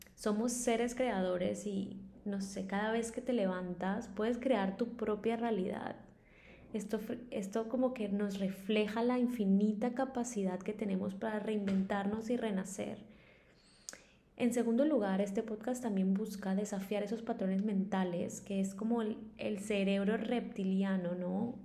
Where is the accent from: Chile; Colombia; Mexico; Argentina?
Colombia; Maicao, La Guajira; moved away; also born or lived in Bogotá; soy colombiana y nací en un pueblo muy pequeño en el norte de Colombia llamado Maicao